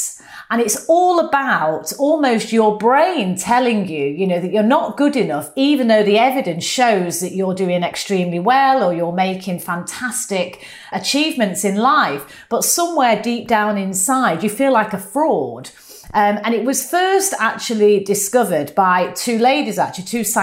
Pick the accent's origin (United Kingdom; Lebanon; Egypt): United Kingdom; accent: northern; my northern accent